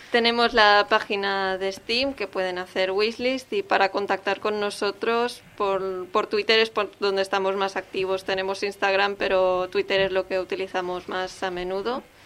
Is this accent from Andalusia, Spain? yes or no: no; Catalonia, Spain; Es una lengua que conocemos porque somos de aquí